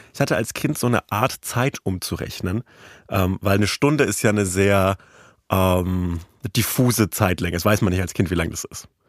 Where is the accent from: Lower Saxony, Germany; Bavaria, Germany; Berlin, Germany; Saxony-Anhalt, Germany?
Bavaria, Germany; aus meiner Heimat, dem, dem Süden dieser Republik, aus Bayern